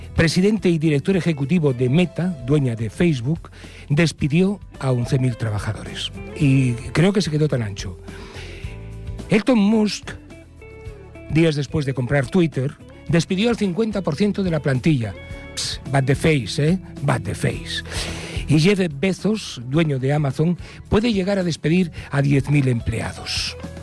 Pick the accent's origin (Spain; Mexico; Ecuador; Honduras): Spain; somos españoles con castañuelas y pandereta